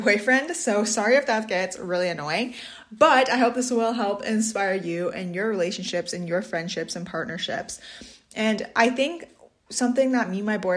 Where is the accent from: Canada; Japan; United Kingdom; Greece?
Canada; Swan Lake First Nation, Manitoba; I'm from Swan Lake First Nation, Treaty 1 Territory, Bear Clan